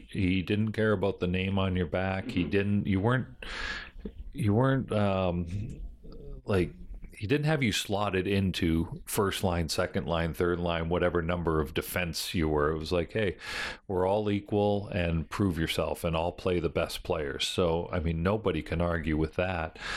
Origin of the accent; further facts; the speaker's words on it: Buffalo, New York, United States; Buffalo's my basically my hometown